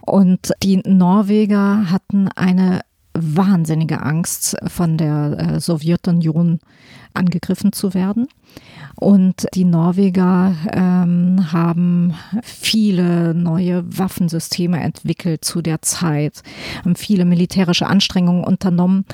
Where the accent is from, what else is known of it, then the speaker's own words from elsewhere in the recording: Hesse, Germany; aus Hessen, wo ich her bin